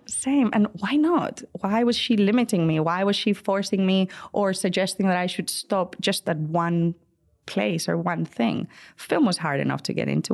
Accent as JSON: {"language": "English", "town": "Madrid", "region": "Community of Madrid", "country": "Spain", "tie": "born or raised there", "moved": "as an adult", "lives_now": "United States", "said": "growing up in Spain"}